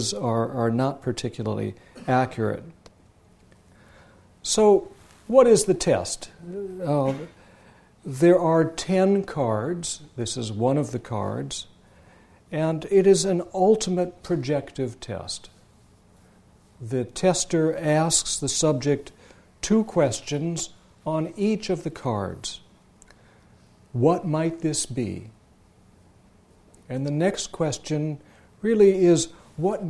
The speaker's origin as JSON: {"language": "English", "town": "Sioux City", "region": "Iowa", "country": "United States", "tie": "born or raised there", "also_born_or_lived": "Palo Alto / Jerusalem / Boston", "moved": "yes", "said": "Sioux City, Iowa, my hometown where I grew up."}